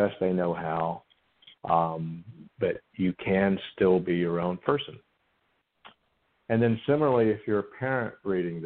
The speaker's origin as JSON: {"language": "English", "region": "the South", "country": "United States", "tie": "born or raised there", "said": "I grew up in the South, and I like to say I was churched to death"}